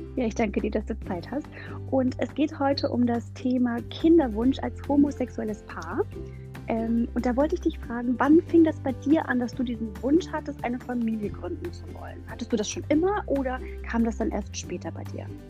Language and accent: German; Germany; bei uns in Deutschland